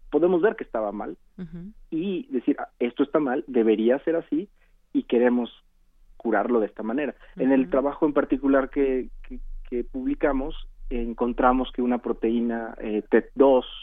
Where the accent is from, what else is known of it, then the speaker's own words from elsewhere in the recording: Mexico; como mexicanos